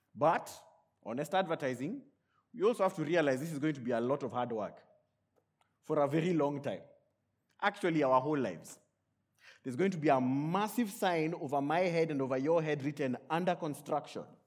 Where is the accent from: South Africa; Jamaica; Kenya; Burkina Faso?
Kenya; born and raised in Kenya